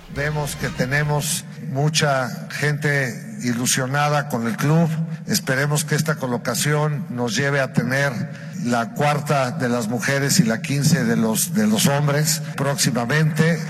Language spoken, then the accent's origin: Spanish; Mexico; como mexicanos